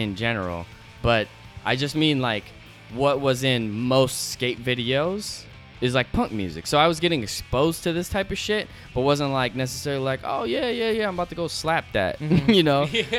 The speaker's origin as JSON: {"language": "English", "town": "Seattle", "region": "Washington", "country": "United States", "tie": "born or raised there", "moved": "yes", "said": "I grew up in South Seattle in Seattle, and Beacon Hill is a predominantly like it's a very diverse neighborhood, and actually known for its diversity, but it's like predominantly like Asian and Black, and then there's like everything."}